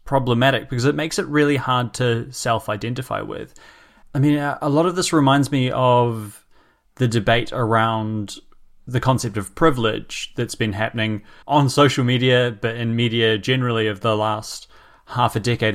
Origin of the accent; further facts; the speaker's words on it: New Zealand; now in United Kingdom; I'm from New Zealand, living in the UK